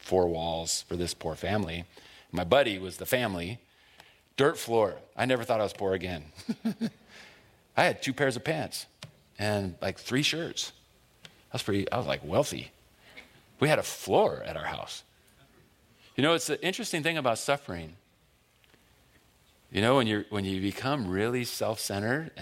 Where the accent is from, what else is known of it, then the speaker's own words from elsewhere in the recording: Buena Park, California, United States; I grew up in North Orange County in Buena Park